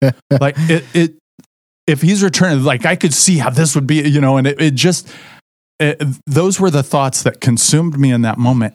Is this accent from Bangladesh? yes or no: no; Southern Indiana, United States; moved away; I grew up in Southern Indiana